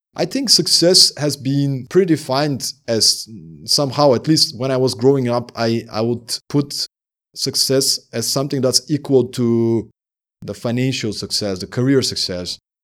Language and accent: English; Sliven, Sliven Province, Bulgaria; moved away as an adult; also born or lived in Denmark; living in my hometown in Bulgaria